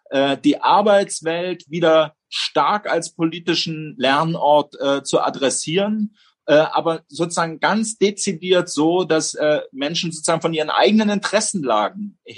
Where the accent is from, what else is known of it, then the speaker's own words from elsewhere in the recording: East Germany, Germany; Ich bin in der DDR groß geworden.